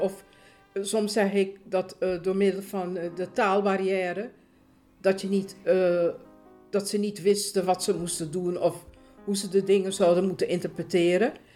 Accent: Suriname; now in Netherlands; Ik ben geboren in Suriname

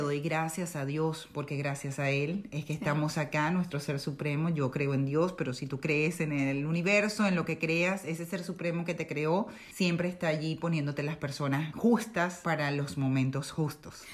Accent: Caracas, Capital District, Venezuela; moved away as an adult; also born or lived in Maracaibo / El Junquito; now in Netherlands; yo nací en Caracas, primero que nada en la capital de Venezuela, pero mi familia es de Maracaibo, del estado Zulia

